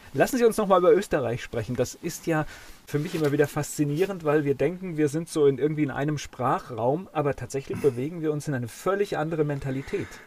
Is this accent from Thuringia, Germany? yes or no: no; Kamen, North Rhine-Westphalia, Germany; ich komme ja aus Kamen gebürtig